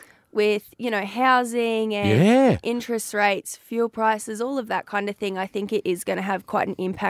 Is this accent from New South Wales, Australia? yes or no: no; Proston, Queensland, Australia; I'm from Proston in the South Burnett.